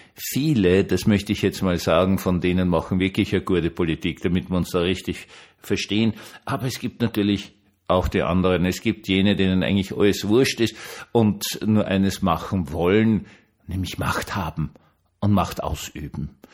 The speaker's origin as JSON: {"language": "German", "region": "Vienna", "country": "Austria", "said": "als Wiener"}